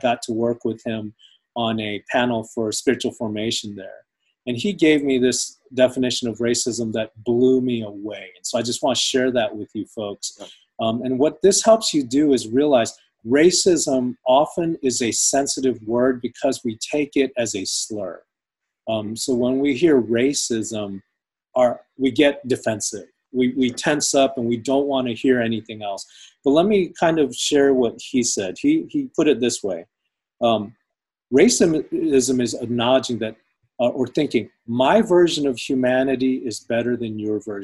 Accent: United States; I'm American. I'm an American citizen. I was literally raised here

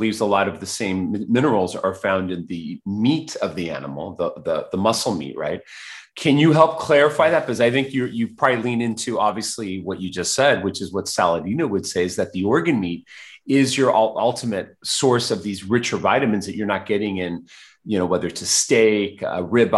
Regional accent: Mexico City, Mexico; I was born in Mexico City

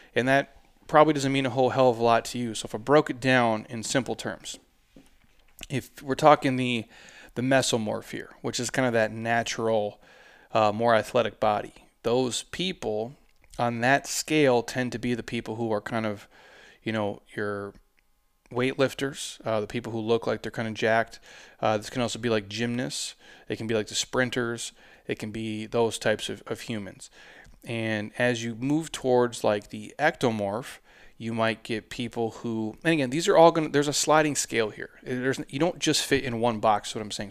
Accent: Minnesota, United States; also born or lived in Southwest US; now in Southwest, United States; I'm from Minnesota.

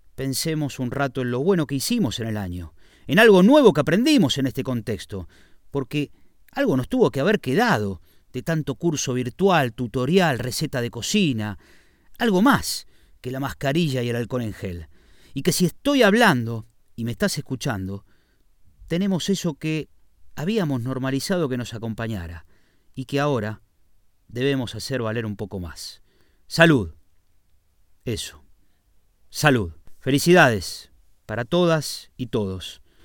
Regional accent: Argentina; moved away as an adult; now in Spain; en mi país

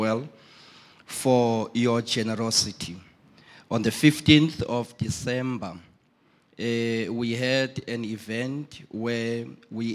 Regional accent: East London, Eastern Cape, South Africa; Originally, I'm from East London

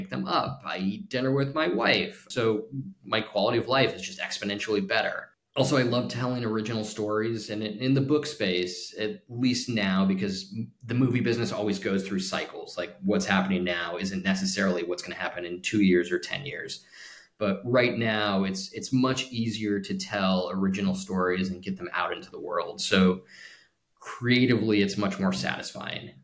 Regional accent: Palm Springs, California, United States; I was really lucky to grow up there. In Palm Springs

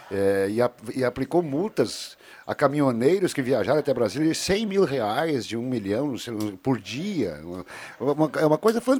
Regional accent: Netherlands; born there; Você sabia que eu sou holandês de nascimento?

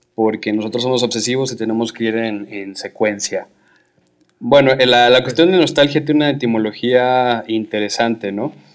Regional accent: Guadalajara, Jalisco, Mexico; yo soy de Guadalajara

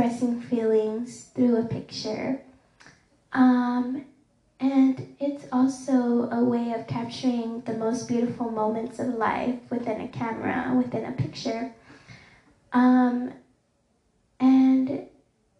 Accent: Dallas, Texas, United States; I have grew up in the city of Dallas, and it's my hometown. I was also born in Parkland Hospital in downtown Dallas

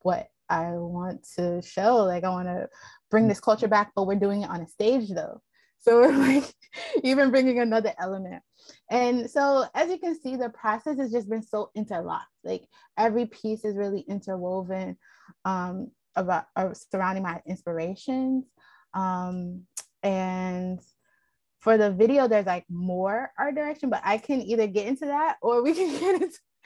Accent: Baltimore, Maryland, United States; moved away; also born or lived in Philadelphia / Oakland; I was born in Baltimore

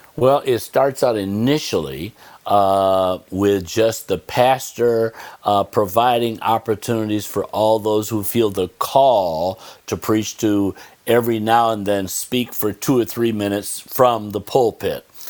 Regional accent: Olean, New York, United States; I grew up in Olean

